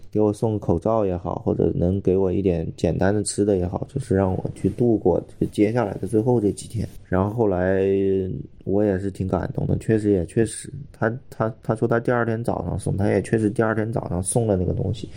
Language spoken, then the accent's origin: Chinese; Wuhan, Hubei, China; 我是武汉人呀，我在武汉已经十年了